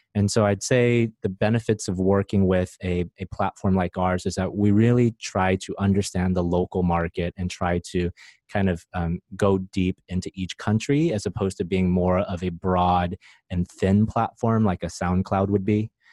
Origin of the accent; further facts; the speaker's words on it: United States; moved away as an adult; also born or lived in Silicon Valley; now in Vietnam; I grew up in America and uh, spent most of my time in Silicon Valley